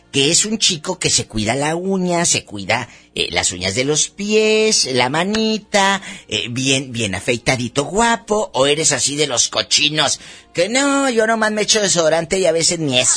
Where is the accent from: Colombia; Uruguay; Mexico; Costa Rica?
Mexico; Monclova, Coahuila; Soy de Monclova, soy